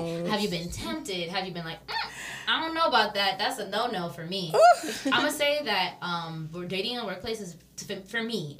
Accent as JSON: {"language": "English", "region": "New York", "country": "United States", "tie": "born or raised there", "also_born_or_lived": "Seattle", "moved": "yes", "lives_now": "Miami, United States", "said": "I've never lived in a city. And I'm a city girl. I grew up in New York, I lived in Seattle"}